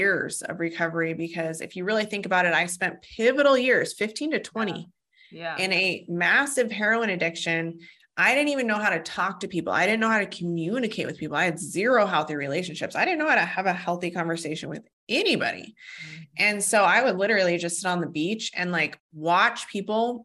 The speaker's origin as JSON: {"language": "English", "town": "Fort Collins", "region": "Colorado", "country": "United States", "tie": "born or raised there", "said": "I was born in Fort Collins, Colorado, and actually where I live now"}